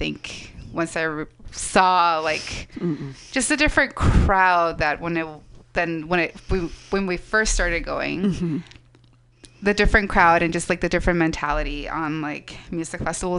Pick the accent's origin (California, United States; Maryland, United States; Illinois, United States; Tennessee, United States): California, United States; now in San Francisco, United States; I'm going to go back, because I'm also from SoCal. I'm like, I'm just going to go back to SoCal and see my parents for Outside Lands.